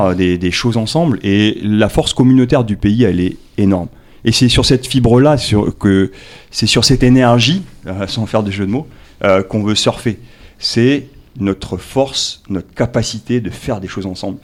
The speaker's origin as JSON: {"language": "French", "country": "New Caledonia", "tie": "born or raised there", "also_born_or_lived": "Tahiti", "said": "je suis né à Tahiti, je suis calédonien, j'ai grandi ici."}